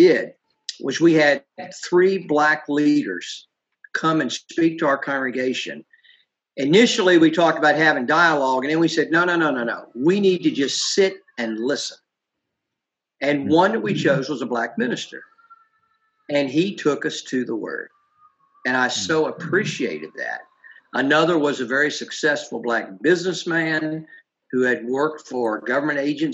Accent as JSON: {"language": "English", "region": "Virginia", "country": "United States", "tie": "born or raised there", "also_born_or_lived": "Ohio", "said": "My family moved to Virginia when I was 7"}